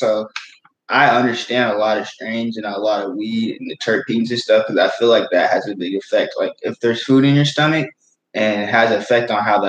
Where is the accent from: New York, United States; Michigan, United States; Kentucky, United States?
Kentucky, United States; I grew up in Kentucky.